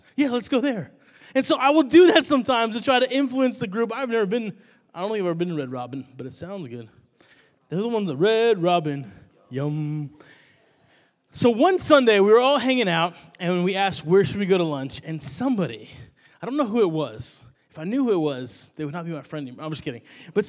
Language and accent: English; New York, United States; When I came down to college from New York, I was missing New York bagels, which are amazing.